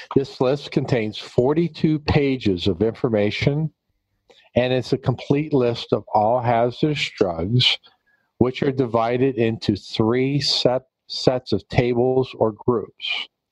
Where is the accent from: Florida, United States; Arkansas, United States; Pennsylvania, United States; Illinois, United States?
Pennsylvania, United States; here in my home state in Pennsylvania